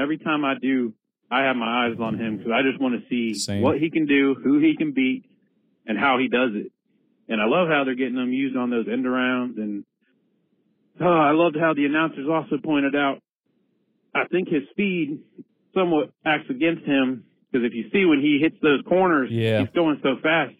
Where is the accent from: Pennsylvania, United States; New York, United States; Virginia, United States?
Virginia, United States; Fredericksburg; I'm from Fredericksburg, Virginia. First-time caller, long-time listener.